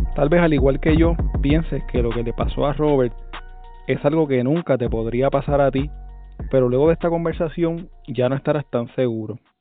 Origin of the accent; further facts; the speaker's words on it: Gurabo, Puerto Rico; un joven de mi pueblo